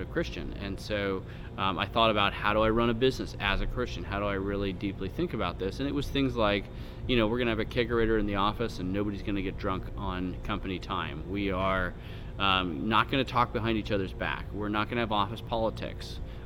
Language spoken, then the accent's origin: English; San Francisco Bay Area, California, United States; I grew up in the San Francisco Bay Area